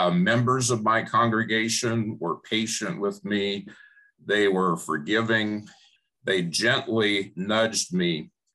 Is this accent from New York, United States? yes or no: no; Phoenix, Arizona, United States; I grew up in Phoenix